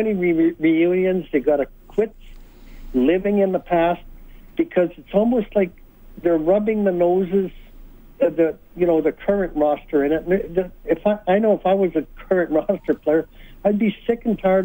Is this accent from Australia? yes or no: no; Winnipeg, Manitoba, Canada; I'm from Winnipeg